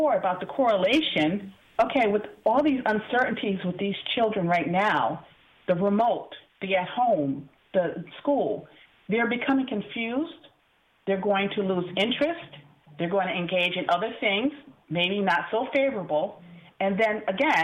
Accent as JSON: {"language": "English", "town": "Bridgeport", "region": "Connecticut", "country": "United States", "tie": "born or raised there", "said": "growing up in Bridgeport Public Schools back in the 70s"}